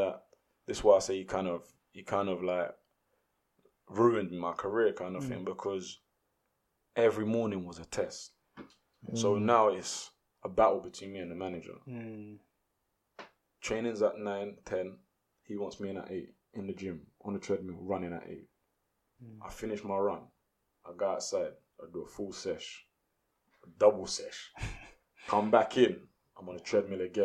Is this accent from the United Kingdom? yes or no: yes; London, United Kingdom; we're from South London